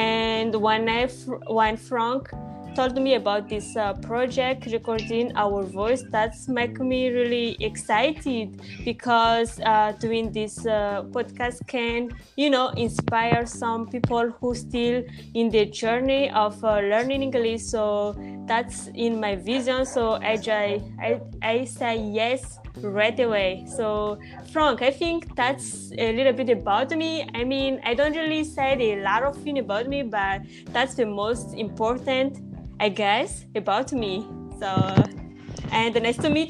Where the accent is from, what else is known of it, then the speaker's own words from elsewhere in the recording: Madagascar; English is a second language; I'm from Madagascar, which is a country